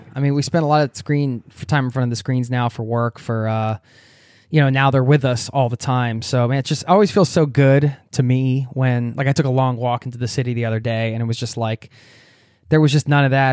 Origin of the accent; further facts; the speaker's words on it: United States; now in Norway; I love my home country, America, where I come from. And I, I obviously I wouldn't be who I am without being raised there.